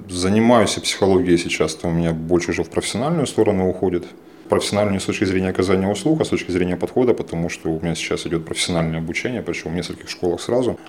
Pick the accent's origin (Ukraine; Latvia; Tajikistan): Ukraine; Donetsk, Donetsk Oblast; moved away as an adult; also born or lived in Dnipropetrovsk; now in Kyiv, Ukraine; я из Донецка, я третье поколение